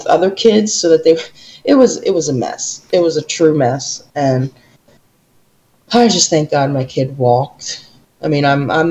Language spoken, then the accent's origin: English; New York, United States; we're from New York